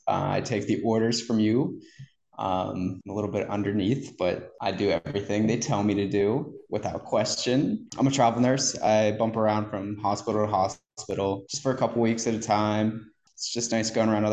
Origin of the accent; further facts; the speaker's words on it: Punxsutawney, Pennsylvania, United States; moved away; I'm originally from Punxsutawney, Pennsylvania, groundhog capital or weather capital of the world